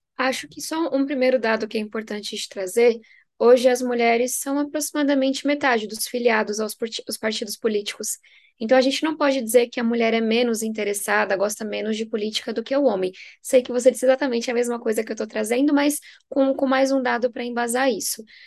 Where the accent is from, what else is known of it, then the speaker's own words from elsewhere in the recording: São Paulo, Brazil; venho da periferia de São Paulo, sou filha de nordestinos